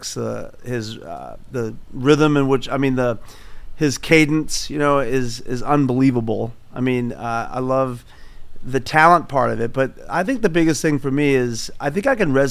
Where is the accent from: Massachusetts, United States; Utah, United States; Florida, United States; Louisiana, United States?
Massachusetts, United States; Boston; moved away as an adult; now in Nebraska, United States; I grew up in Boston, Massachusetts. I was pretty much a street rat. South Boston